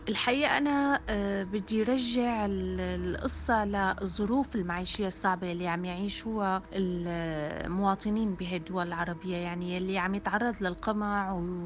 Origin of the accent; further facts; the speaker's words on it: Syria; moved away; أنا سورية